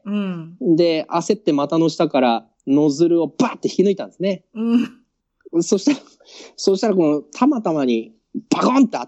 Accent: Odawara, Kanagawa, Japan; moved away as an adult; now in Malaysia; 生まれと育ちと、まあ複雑なんですけど、実家があるのは神奈川県小田原市ですね。はい。そうですで、まあ、うん、一応小田原出身ですと言ってます。

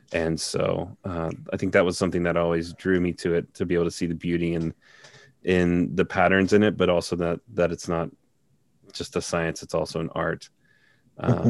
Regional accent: Cincinnati, Ohio, United States; also born or lived in South Korea; I am from Cincinnati, Ohio. Um, and uh, I was born and raised here

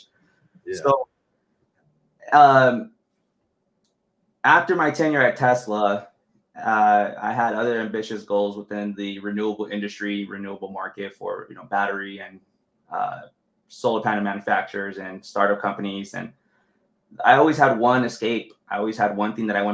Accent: Los Angeles, California, United States; I grew up in East

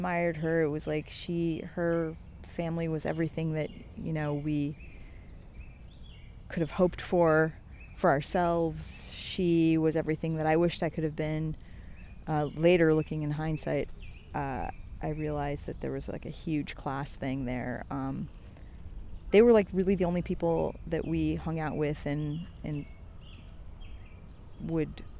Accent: Philadelphia, Pennsylvania, United States; also born or lived in Tehran, Iran / Cherry Hill, New Jersey; now in New York, United States; I grew up in Philadelphia, in Morton, Pennsylvania, and then in Chester, Pennsylvania

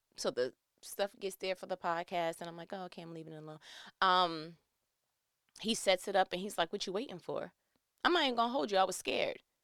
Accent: New York, United States; I'm from New York

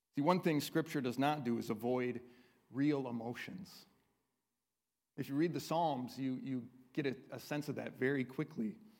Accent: United States; we as American Christians

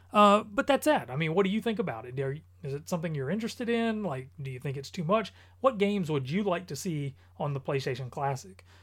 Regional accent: North Carolina, United States; I am from North Carolina

